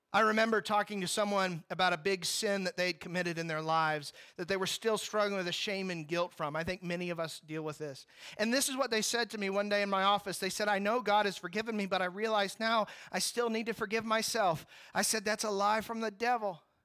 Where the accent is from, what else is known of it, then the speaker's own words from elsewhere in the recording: Ashland, Kentucky, United States; members of my church growing up in Ashland, Kentucky